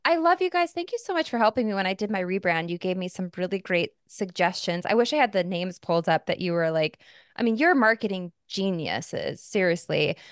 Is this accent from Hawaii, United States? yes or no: no; Arizona, United States; moved away; also born or lived in New York; I grew up in Arizona